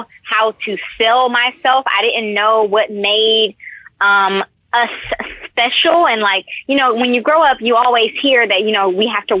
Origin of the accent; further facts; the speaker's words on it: Detroit, Michigan, United States; Now, I'm from Detroit, so Detroit is one of the blackest cities in America, if not the blackest city in America.